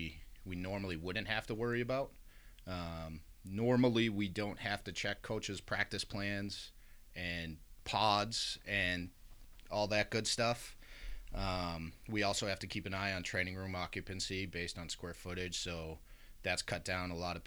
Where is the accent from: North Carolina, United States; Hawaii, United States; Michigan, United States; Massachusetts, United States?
Massachusetts, United States; Worcester; I was born and raised in Worcester